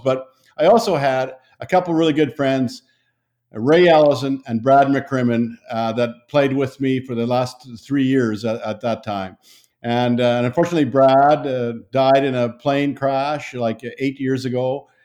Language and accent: English; Saskatchewan, Canada; moved away; I grew up in Saskatchewan in Canada